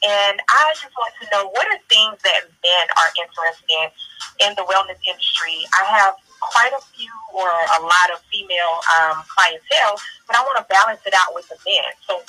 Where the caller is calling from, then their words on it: Decatur, Georgia, United States; I'm calling from Decatur, Georgia.